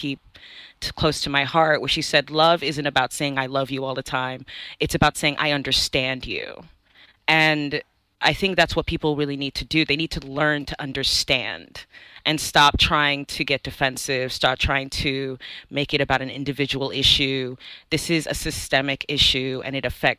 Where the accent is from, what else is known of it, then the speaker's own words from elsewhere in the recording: United States; also born or lived in Nigeria; I'm a Nigerian American. I came here as a young kid. And so essentially I did grow up, you know, again, as a Black person in America